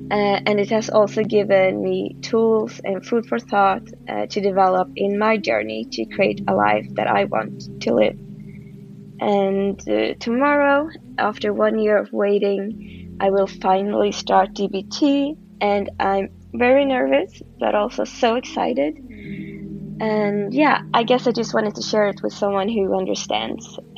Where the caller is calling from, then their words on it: Stockholm, Stockholm County, Sweden; I'm 32 years old I'm a premium subscriber and I'm listening in from Stockholm, Sweden.